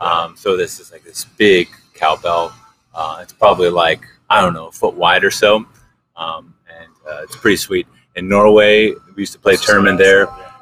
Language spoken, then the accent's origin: English; Switzerland; moved away; I was born in Switzerland